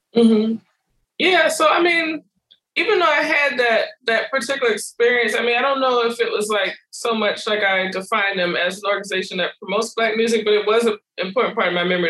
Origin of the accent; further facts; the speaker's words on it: New Orleans, Louisiana, United States; moved away as an adult; also born or lived in Oberlin, Ohio / Detroit / New Jersey / New York; I grew up in New Orleans